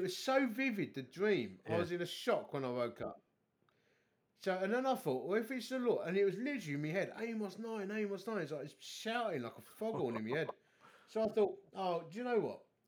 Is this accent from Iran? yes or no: no; Dagenham, London, United Kingdom; I'm a div from Dagenham